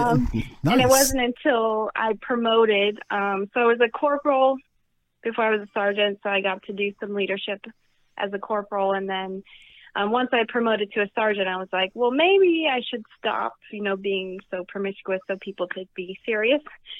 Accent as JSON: {"language": "English", "region": "Colorado", "country": "United States", "tie": "born or raised there", "also_born_or_lived": "Idaho / New Zealand", "said": "So I was born in Idaho, Salmon, Idaho. And then I moved to Colorado, a tiny, tiny little town in Colorado."}